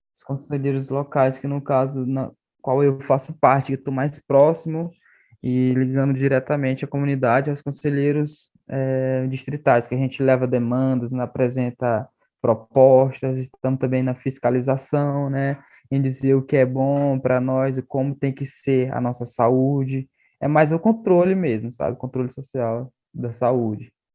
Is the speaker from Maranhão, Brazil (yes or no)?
yes; Arariboia Indigenous Land, Maranhão, Brazil; first language Tupi; Portuguese is a second language; eu sou do estado do Maranhão, da terra indígena Araribóia, da aldeia Zutiwa.